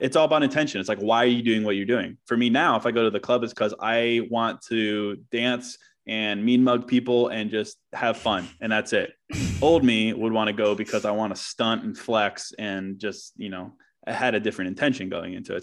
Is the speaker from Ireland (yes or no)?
no; Charlottesville, Virginia, United States; now in Chicago, United States; I was born in Chicago, but moved to Virginia when I was like two. So I grew up in Charlottesville, Virginia, but now I'm back here.